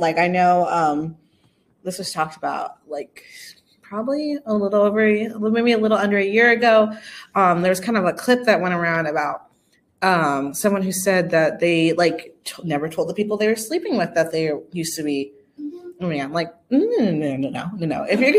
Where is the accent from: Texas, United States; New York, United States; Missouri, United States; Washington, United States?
Texas, United States; born there; I was born in Texas, do not listen to country.